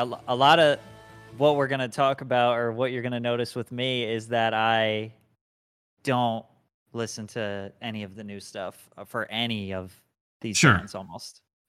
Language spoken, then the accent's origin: English; New Jersey, United States; I'm from New Jersey.